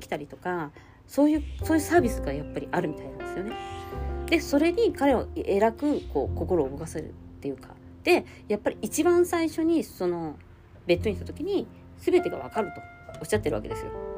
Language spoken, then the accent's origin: Japanese; Japan; moved away; 私の実家の団地のバルコニーから